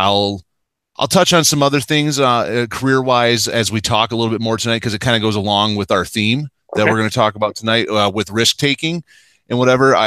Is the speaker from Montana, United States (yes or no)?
no; Michigan, United States; moved away as an adult; also born or lived in Las Vegas; I grew up in Michigan